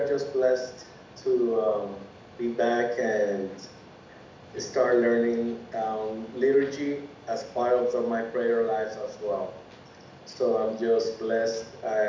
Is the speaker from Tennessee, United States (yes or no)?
no; New York City, New York, United States; I'm from the Bronx, and the closest parish is St. Simon's Stock.